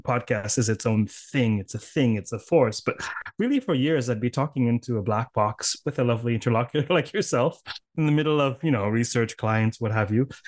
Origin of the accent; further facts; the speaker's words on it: Canada; accent: Canadian; my impoverished Canadian accent